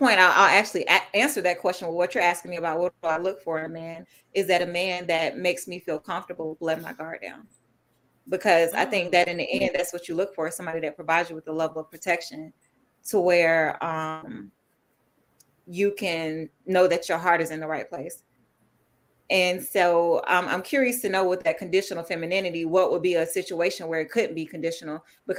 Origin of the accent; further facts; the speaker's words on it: the South, United States; you would know me that I'm still from the South. So I'm real Southern and traditional, but it comes off that way.